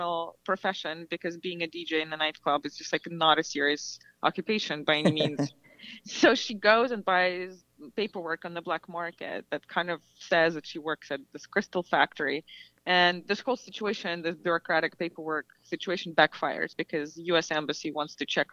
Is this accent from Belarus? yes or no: yes; Belarus; moved away; for me, growing up in Belarus